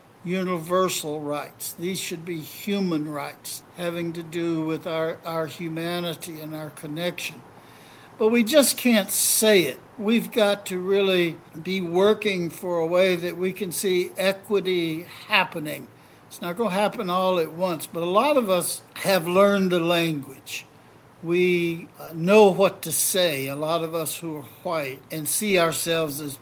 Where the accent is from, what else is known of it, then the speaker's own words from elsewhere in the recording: Mississippi, United States; I was growing up in Mississippi in a total white supremacist environment